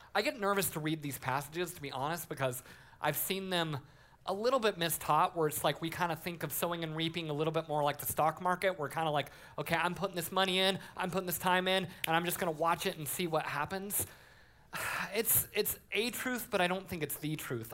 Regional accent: Colorado, United States; I grew up in Colorado as a Broncos fan.

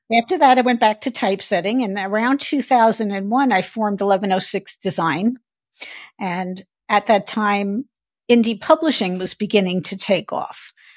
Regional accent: New York City, New York, United States; moved away as an adult; also born or lived in Phoenix, Arizona; I grew up in Brooklyn, New York

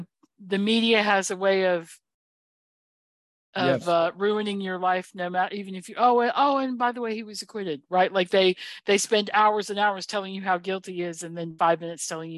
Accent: North Carolina, United States; and the reason I say that is because she's from North Carolina and she's my hometown girl in that way.

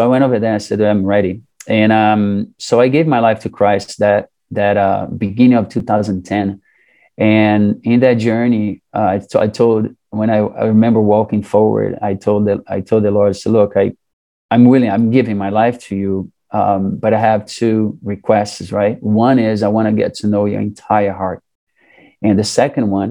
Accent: Brazil; moved away as an adult; also born or lived in Saudi Arabia; now in United States; growing up in Brazil, a lot of the families are Catholics

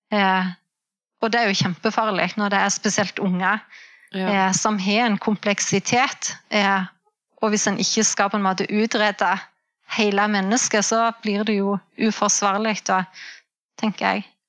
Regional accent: Jæren, Rogaland, Norway; moved away as an adult; now in Namsos, Norway; Jeg er opprinnelig fra Rogaland, fra Jæren. Eh, men vi flytta til Namsos i 2010.

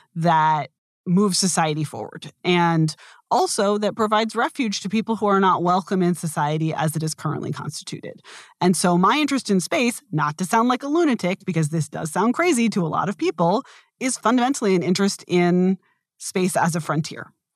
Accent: United States; I do think of myself as being very American

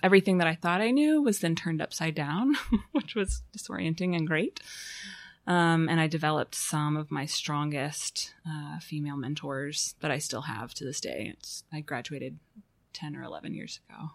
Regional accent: Fayetteville, Arkansas, United States; moved away as an adult; also born or lived in Chicago; I was born in Fayetteville, um, and stayed here until nineteen ninety-nine

